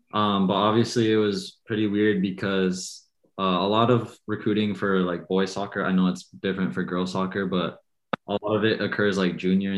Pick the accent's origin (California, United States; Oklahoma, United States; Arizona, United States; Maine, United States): Arizona, United States; Tucson; moved away as an adult; now in Los Angeles, United States; I'm from Tucson, Arizona.